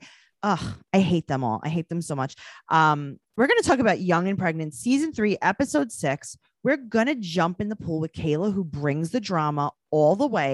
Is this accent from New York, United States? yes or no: yes; New York City, New York, United States; I'm from New York City